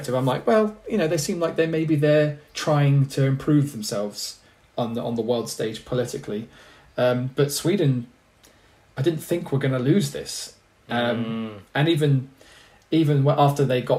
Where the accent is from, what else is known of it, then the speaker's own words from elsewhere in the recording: England, United Kingdom; I'm English